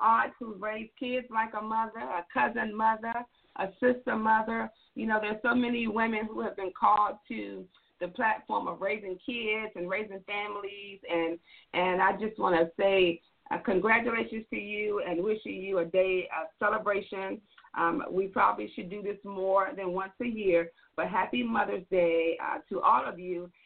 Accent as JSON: {"language": "English", "town": "Washington", "region": "District of Columbia", "country": "United States", "tie": "born or raised there", "moved": "yes", "lives_now": "Atlanta, United States", "said": "I am a Washingtonian, born and raised in the D.C. area."}